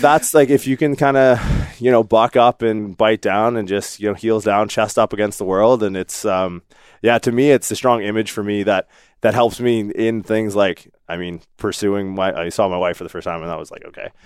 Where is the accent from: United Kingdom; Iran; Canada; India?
Canada; Newfoundland and Labrador; moved away; also born or lived in Windsor, Ontario; I was born in Newfoundland